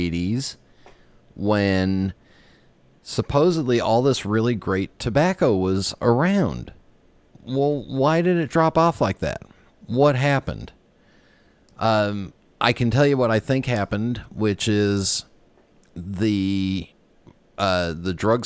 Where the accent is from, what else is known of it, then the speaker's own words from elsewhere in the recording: West Coast, United States; I grew up on the West Coast